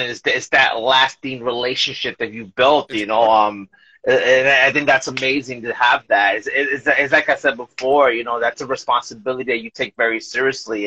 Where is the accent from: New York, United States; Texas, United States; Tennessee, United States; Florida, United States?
New York, United States; now in Bayonne, United States; I'm originally from New York, but I live in Bayonne